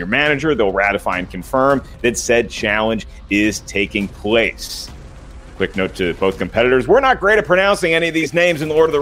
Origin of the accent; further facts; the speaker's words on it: the South, United States; I'm from the South, so I pronounce it Duhamel.